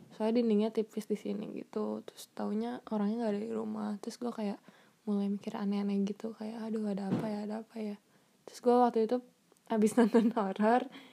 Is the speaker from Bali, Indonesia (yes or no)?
no; Bandung, West Java, Indonesia; moved away as an adult; now in San Jose, United States; saya dari Bandung dulunya sekolah di Alexius